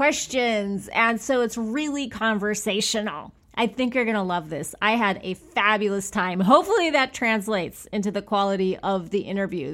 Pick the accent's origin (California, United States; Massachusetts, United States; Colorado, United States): California, United States; Bakersfield; now in Los Angeles, United States; I'm from Bakersfield.